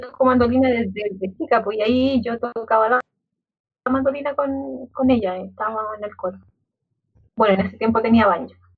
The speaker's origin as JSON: {"language": "Spanish", "town": "Santiago", "region": "Santiago Metropolitan Region", "country": "Chile", "tie": "born or raised there", "said": "yo eh, nací acá en, la India O'Higgins"}